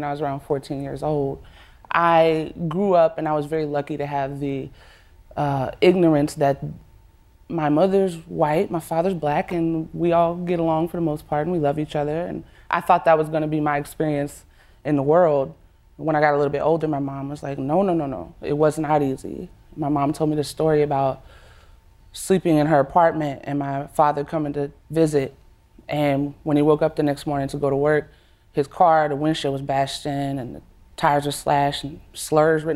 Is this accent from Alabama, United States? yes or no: yes; Alabama, United States; I grew up in Alabama